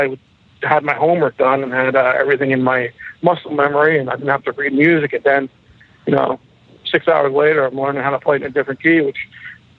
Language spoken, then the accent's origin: English; South Shore, Long Island, New York, United States; I grew up in South Shore, Long Island